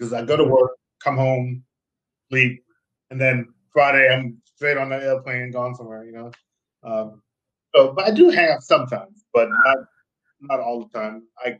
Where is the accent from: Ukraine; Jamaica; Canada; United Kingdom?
Jamaica; also born or lived in Queens, New York, United States; now in Germany; I'm Jamaican